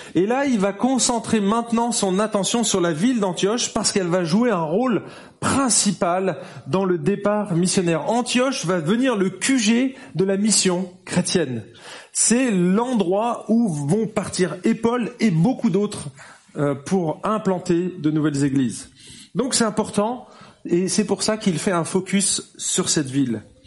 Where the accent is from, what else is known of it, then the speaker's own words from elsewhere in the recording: France; now in Geneva, Switzerland; on est français, je suis français, je parle pas anglais